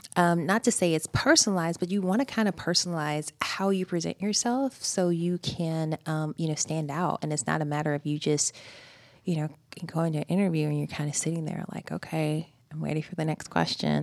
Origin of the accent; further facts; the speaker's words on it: Greensboro, Georgia, United States; moved away as an adult; also born or lived in Houston, Texas; Greensboro, Georgia.